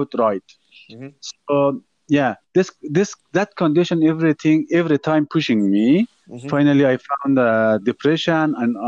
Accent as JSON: {"language": "English", "country": "Afghanistan", "also_born_or_lived": "India", "moved": "as an adult", "lives_now": "Malaysia", "said": "I'm a refugee from Afghanistan"}